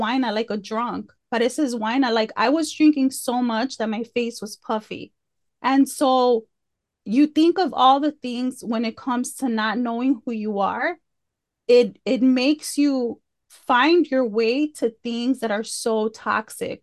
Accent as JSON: {"language": "English", "town": "Chicago", "region": "Illinois", "country": "United States", "tie": "born or raised there", "moved": "yes", "lives_now": "Fort Worth, United States", "said": "I grew up i, in Chicago, like, on the Southwest side, in, in the hood"}